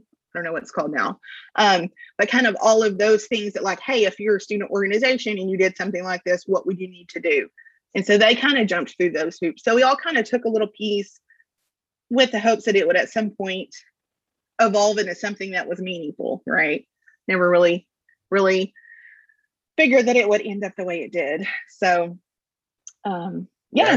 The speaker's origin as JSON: {"language": "English", "town": "Lufkin", "region": "Texas", "country": "United States", "also_born_or_lived": "College Station, Texas", "moved": "as an adult", "lives_now": "Brazos Valley, United States", "said": "I'm originally from Lufkin, Texas, and moved to College Station um, in '99 to come to school"}